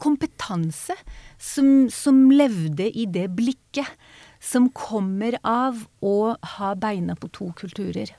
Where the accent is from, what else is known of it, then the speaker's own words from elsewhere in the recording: Israel; first language Hebrew; Norwegian is a second language; moved away as an adult; now in Norway; min familie flyttet til Israel da jeg var baby.